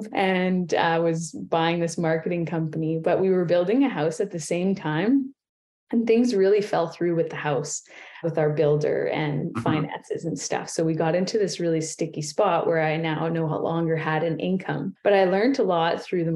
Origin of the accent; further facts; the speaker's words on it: Ontario, Canada; moved away as an adult; now in Kamloops, Canada; I'm from Ontario